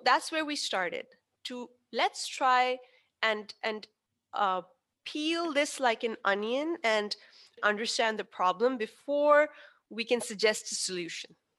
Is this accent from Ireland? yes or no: no; Pakistan; I am Pakistani